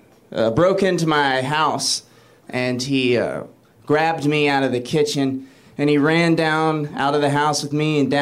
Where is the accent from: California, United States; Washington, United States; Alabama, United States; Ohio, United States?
Alabama, United States; I'm from Alabama